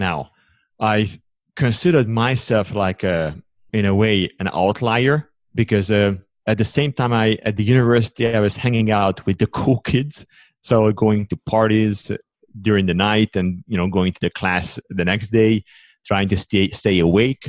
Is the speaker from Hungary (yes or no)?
yes; Hungary; English is a second language; moved away as an adult; also born or lived in United States; now in Switzerland; originally I come from Hungary, and I live now in Switzerland since 2009